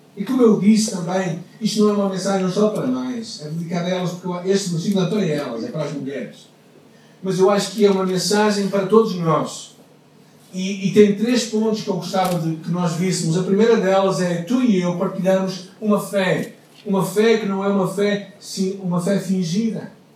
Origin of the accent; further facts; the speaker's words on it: Portugal; now in Porto, Portugal; como portugueses